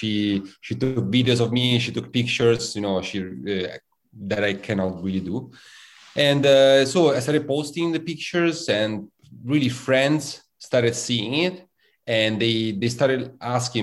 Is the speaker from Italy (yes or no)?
yes; Rome, Lazio, Italy; now in New York City, United States; my hometown of Rome